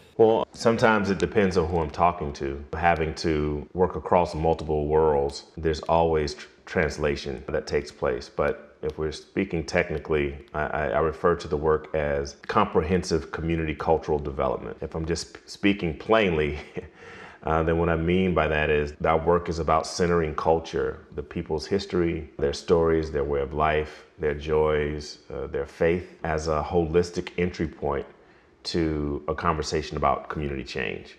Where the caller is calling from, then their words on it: Utica, Mississippi, United States; I am calling from Utica, uh, Mississippi